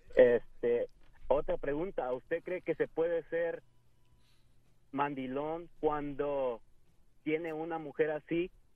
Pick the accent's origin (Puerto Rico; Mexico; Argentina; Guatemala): Mexico; Acapulco, Guerrero; moved away as an adult; now in United States; soy hispano, soy mexicano, Acapulco Guerrero